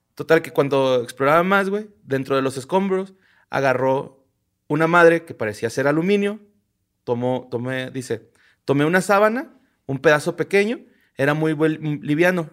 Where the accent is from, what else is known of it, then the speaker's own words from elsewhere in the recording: Ciudad Juárez, Chihuahua, Mexico; nosotros somos de Ciudad Juárez, del estado de Chihuahua.